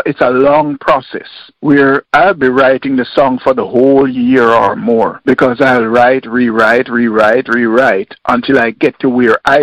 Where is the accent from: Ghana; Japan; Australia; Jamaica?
Jamaica; Kingston; I was born and raised in Kingston, Jamaica